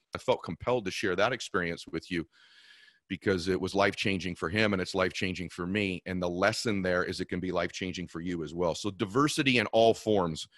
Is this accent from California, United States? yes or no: yes; California, United States; I was from California